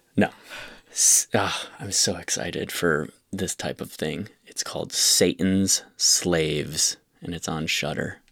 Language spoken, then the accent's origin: English; Rochester, United States; my hometown, Rochester